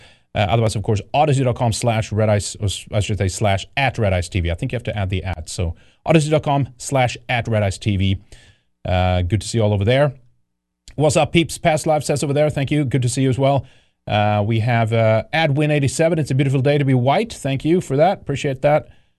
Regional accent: California, United States; I'm a Californian, but that's horrible with the vax.

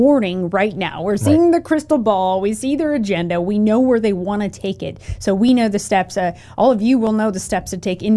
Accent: United States; As an American, you grow up, you're used to having everything

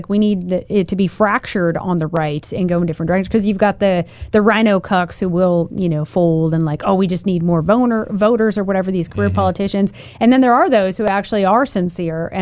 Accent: Oregon, United States; I'm from Oregon.

